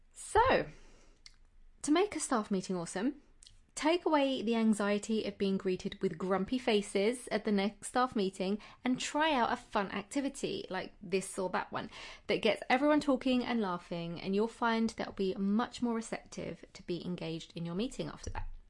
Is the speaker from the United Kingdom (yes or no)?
yes; United Kingdom; being British myself